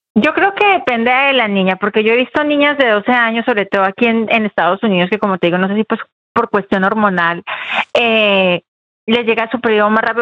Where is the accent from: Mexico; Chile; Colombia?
Colombia; moved away; crecí en Colombia